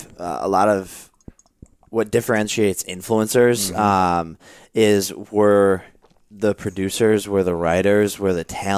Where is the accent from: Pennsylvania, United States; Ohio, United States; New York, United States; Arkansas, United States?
Ohio, United States; So we were 10 years old, like playing football, like every Ohioan, including yourself.